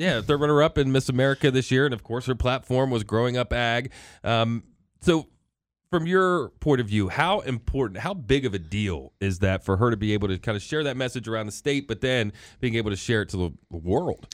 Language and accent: English; Hagerstown, Maryland, United States; growing up in Hagerstown